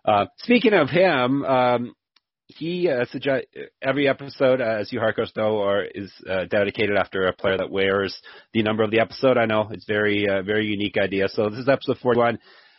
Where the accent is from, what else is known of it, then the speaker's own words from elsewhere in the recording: Canada; I guess I'm Canadian, but we just had a long weekend.